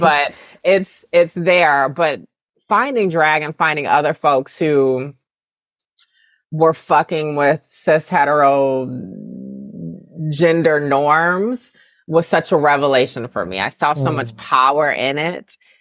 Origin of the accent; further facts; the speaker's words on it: the South, United States; I'm from the South